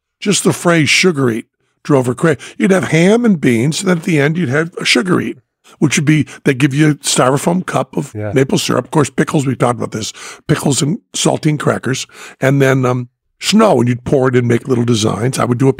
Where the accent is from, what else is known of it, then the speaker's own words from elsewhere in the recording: Massachusetts, United States; growing up in Massachusetts